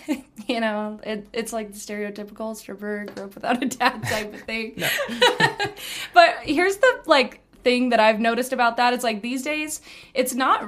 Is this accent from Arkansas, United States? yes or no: no; Canyon, Texas, United States; I was born and raised in Canyon, and I was raised by my mom